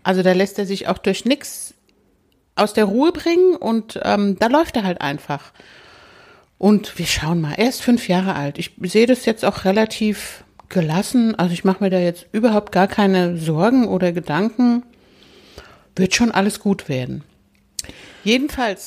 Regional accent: Hesse, Germany; moved away; also born or lived in Upper Rhine Plain; Ich komme ja aus Hessen.

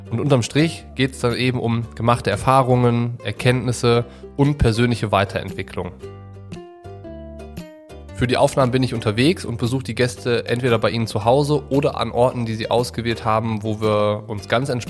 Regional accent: Düsseldorf, North Rhine-Westphalia, Germany; also born or lived in Cologne / Hamburg / Nuremberg; now in Allgäu, Germany; Groß geworden bin ich in Düsseldorf und nach dem Abitur hat mich der Triathlonsport in der Weltgeschichte umherreisen lassen. Und unter anderem habe ich in Köln, Hamburg und Nürnberg gewohnt

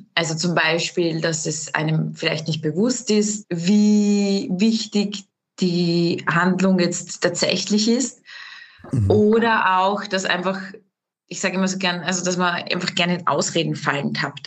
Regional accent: Austria; bei uns in Österreich

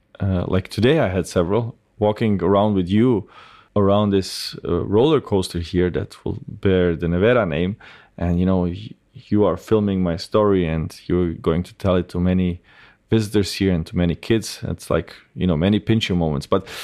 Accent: Bosnia & Herzegovina; born there; Yeah, I was born in 1988 in Bosnia. And so Bosnia was at that time already the poorest part of Europe.

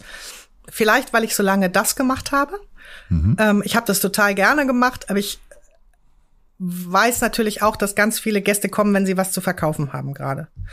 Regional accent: Hamburg, Germany; ich bin dann auch nochmal auf die Gesamtschule in Stalzhoop gewechselt, bin da also nochmal eine kurze Zeit zur Schule gegangen

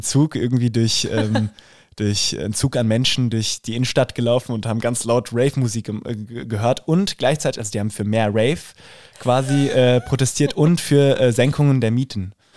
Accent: Rüsselsheim, Hesse, Germany; accent: Hessian; moved away as an adult; now in Munich, Germany; mit meinem hessischen Dialekt habe ich auf jeden Fall zu kämpfen

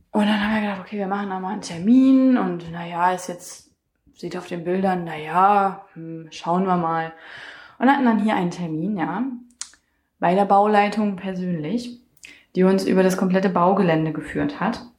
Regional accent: Saxony-Anhalt, Germany; wir kommen nicht ursprünglich aus Magdeburg, aber sehr, sehr viel von unserer Familie wohnt hier in Magdeburg. Und der Rest ist nicht so weit weg, also wir kommen schon ursprünglich aus Sachsen-Anhalt.

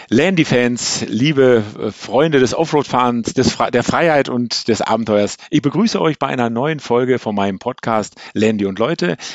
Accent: Ennigerloh, North Rhine-Westphalia, Germany; Ich komme äh, aus Ennigerloh, äh, also, Warndorf.

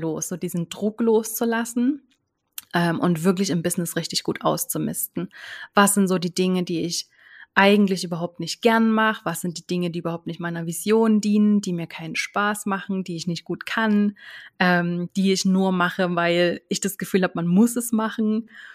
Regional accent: near Chemnitz, Saxony, Germany; moved away as an adult; now in Switzerland; ich lebe in der Schweiz, bin aber ursprünglich aus Deutschland, bin ursprünglich aus der Nähe von Chemnitz und bin aber jetzt schon seit zwölf Jahren in der Schweiz

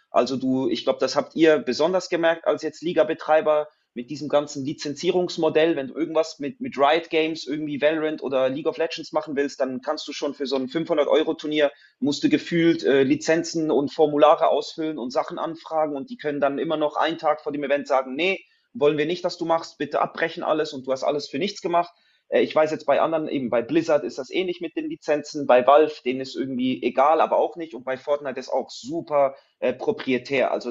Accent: Switzerland; now in Zurich, Switzerland; ich, ich, wohne in Zürich, ich komme aus der Schweiz.

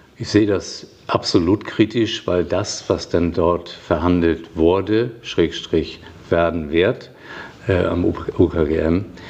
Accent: Flensburg, Schleswig-Holstein, Germany; moved away as an adult; also born or lived in Kiel; now in Essen, Germany; 1958 geboren in Flensburg, ein richtiges Nordlicht

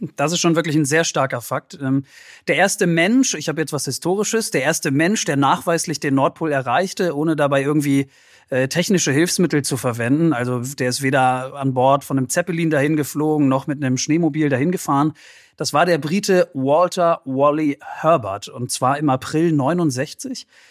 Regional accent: Northern Germany, Germany; als Norddeutscher

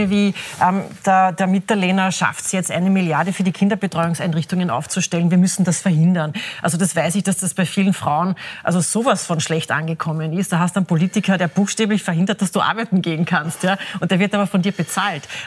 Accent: Carinthia, Austria; das darf ich vielleicht als Kärntnerin so ein bisschen

